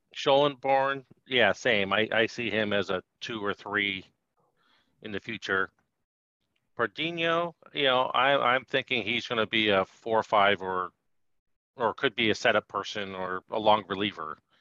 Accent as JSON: {"language": "English", "town": "Sacramento", "region": "California", "country": "United States", "tie": "born or raised there", "lives_now": "Oakland, United States", "said": "I grew up in Sacramento"}